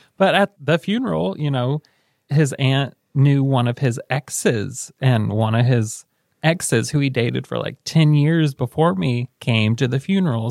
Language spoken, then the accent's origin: English; Selma, Indiana, United States; also born or lived in Muncie; we moved from Alec to Selma